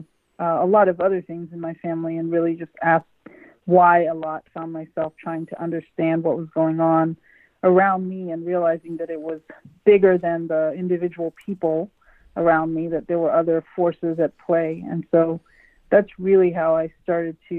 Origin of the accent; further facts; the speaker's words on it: Monessen, Pennsylvania, United States; I grew up in Westmoreland County in southwestern Pennsylvania.